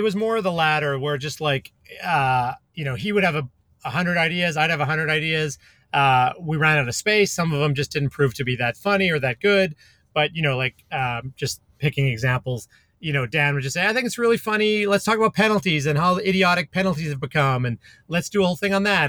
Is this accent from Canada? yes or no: yes; Calgary, Alberta, Canada; moved away; where I grew up in Canada, in Calgary